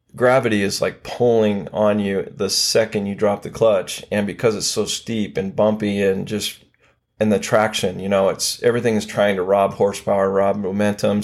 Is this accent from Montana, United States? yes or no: yes; Billings, Montana, United States; moved away as an adult; also born or lived in Dallas, Texas / Austin, Texas; born and raised in Billings, Montana